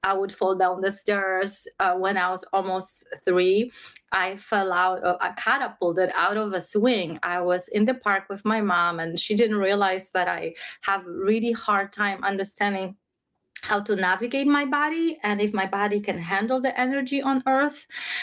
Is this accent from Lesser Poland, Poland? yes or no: yes; Krakow, Lesser Poland, Poland; I grew up in Krakow, Poland, in a religious country, in a religious family